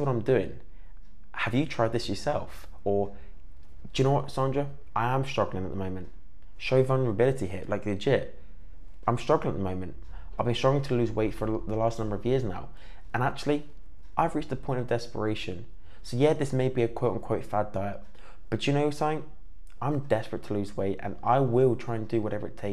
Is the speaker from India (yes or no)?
no; Cornwall, South West England, United Kingdom; I grew up in Cornwall